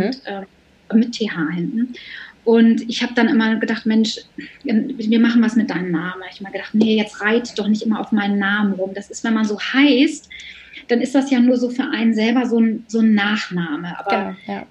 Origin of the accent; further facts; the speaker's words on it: Bremen, Germany; ich bin Bremerin in Bremen und da habe ich schon relativ früh angefangen zu arbeiten, also so als ich so ungefähr 14 war